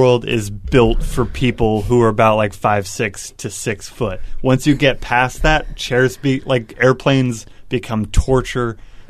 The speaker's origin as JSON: {"language": "English", "town": "Portland", "region": "Oregon", "country": "United States", "tie": "born or raised there", "also_born_or_lived": "Caldwell, Idaho", "said": "I grew up in Portland, then halfway, like, 7 years in Idaho. But mostly it's all been Portland and Caldwell, Idaho."}